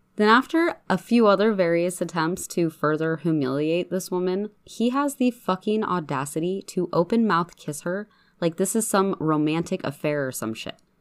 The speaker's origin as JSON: {"language": "English", "town": "Spokane", "region": "Washington", "country": "United States", "tie": "born or raised there", "said": "Spokane is my hometown"}